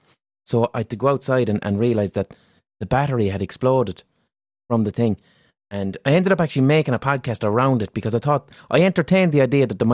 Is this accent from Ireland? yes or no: yes; Limerick, Munster, Ireland; accent: Limerick City; I have a neutral enough Limerick City accent.